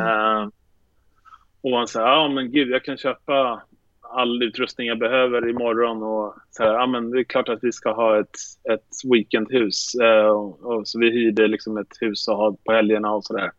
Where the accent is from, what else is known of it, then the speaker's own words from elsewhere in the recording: Sweden; moved away as an adult; now in New York, United States; jag är svensk